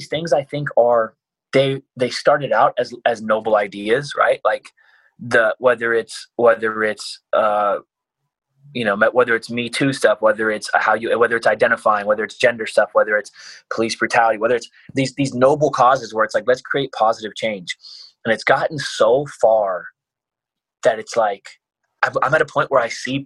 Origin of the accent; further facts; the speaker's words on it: United States; I grew up poor in America.